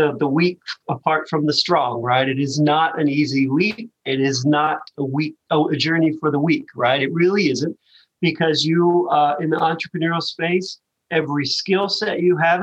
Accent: Western Kentucky, United States; I grew up in Western Kentucky, right? So really, really small towns in Western Kentucky

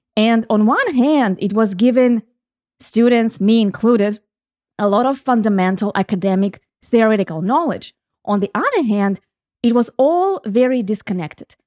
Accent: Ukraine; moved away; When I grew up, and I grew up in Ukraine

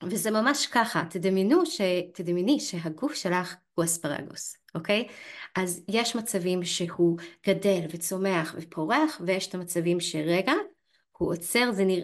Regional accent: Canada; now in Israel; נגיד אני במקור מקנדה גם, כן? הכל שם פשוט מת, מת כל החורף.

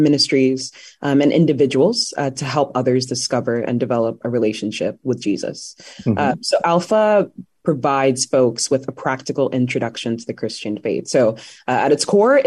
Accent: London, United Kingdom; moved away as an adult; also born or lived in Washington, D.C., United States / Oxfordshire, United Kingdom; now in Northern Virginia, United States; I was actually born in D.C. I was born in Boggy Bottom. Yeah. So my family moved to the UK when I was around 9 or 10. I love London.

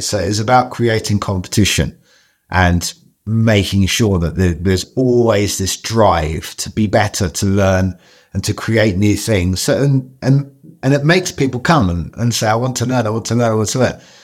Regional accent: London, United Kingdom; I grew up in Southeast London

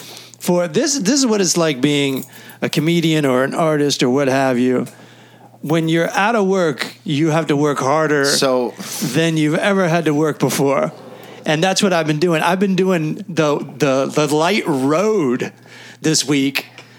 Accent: United States; This as an American, more than a Catholic

